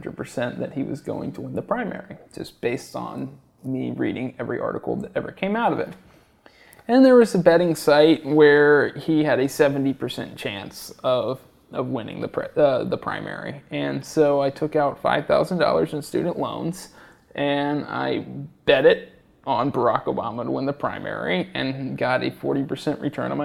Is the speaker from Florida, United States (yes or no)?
no; Georgia, United States; moved away as an adult; also born or lived in Chicago; now in New York City, United States; I grew up in Georgia